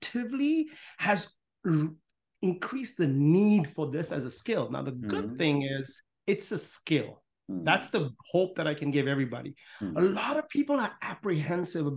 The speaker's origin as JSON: {"language": "English", "town": "Pune", "region": "Maharashtra", "country": "India", "tie": "born or raised there", "also_born_or_lived": "Lucknow, India", "moved": "yes", "lives_now": "Los Angeles, United States", "said": "I was born in Lucknow, India, grew up in Pune, India"}